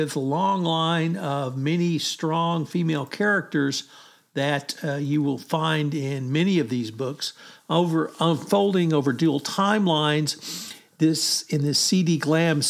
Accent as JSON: {"language": "English", "region": "Texas", "country": "United States", "said": "my home state"}